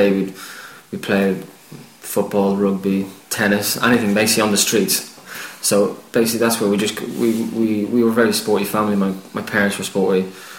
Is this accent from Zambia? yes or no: no; Kildare, Leinster, Ireland; moved away as an adult; also born or lived in Dublin; now in England; I was born in Dublin, but I lived all my life in Kildare, which is just a small little county just outside Dublin. Right on the border of Dublin, basically.